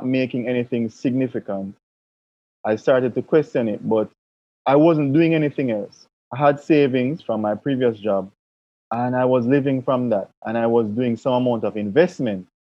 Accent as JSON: {"language": "English", "country": "Jamaica", "said": "as a Jamaican"}